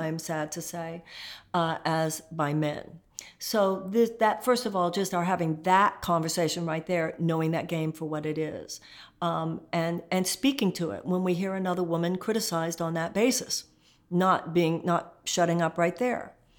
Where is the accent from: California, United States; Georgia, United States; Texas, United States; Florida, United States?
Texas, United States; I come from Texas